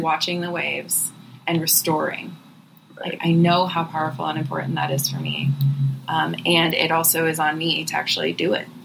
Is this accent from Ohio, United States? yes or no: yes; Cleveland, Ohio, United States; born or raised there; now in Southern California, United States